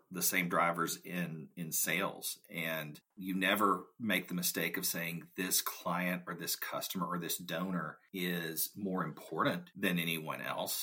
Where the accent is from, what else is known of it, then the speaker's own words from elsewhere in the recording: South Arkansas, United States; A good portion of the folks that grew up in my hometown, even to this day, end up going to the University of Arkansas